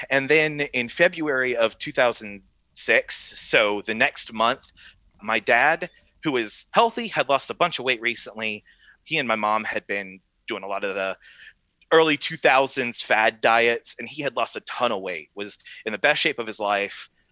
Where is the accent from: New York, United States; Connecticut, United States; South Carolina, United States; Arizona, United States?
South Carolina, United States; now in South Bend, Indiana, United States; I was born in South Carolina, and I grew up in a faithful church